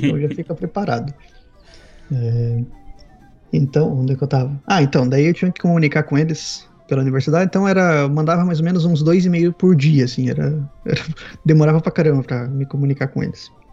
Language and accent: Portuguese; Paraná, Brazil; moved away as an adult; also born or lived in Spain / United Kingdom; now in Sweden; eu nasci no litoral do, do Paraná, mas quando eu era criança me mudei pro, pro interior